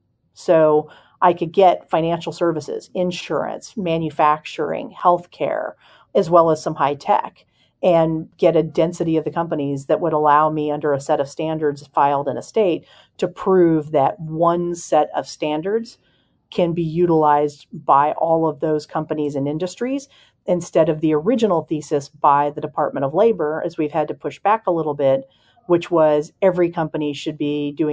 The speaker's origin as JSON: {"language": "English", "region": "Ohio", "country": "United States", "tie": "born or raised there", "said": "I spent years growing up in Ohio, and I lived in Cincinnati."}